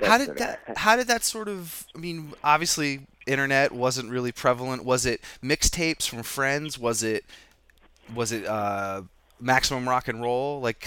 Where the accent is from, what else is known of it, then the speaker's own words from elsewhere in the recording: Vermont, United States; growing up in Vermont, there were no big bands that came through.